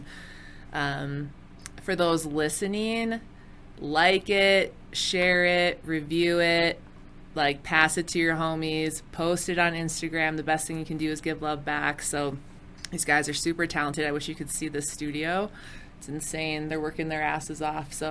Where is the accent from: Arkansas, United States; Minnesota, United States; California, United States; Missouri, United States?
Minnesota, United States; Minneapolis; because I'm from Minneapolis.